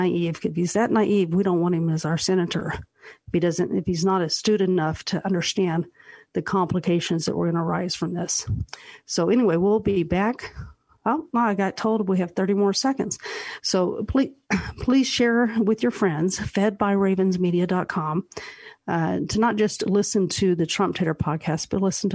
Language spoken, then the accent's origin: English; Utah, United States; I'm grateful being from Utah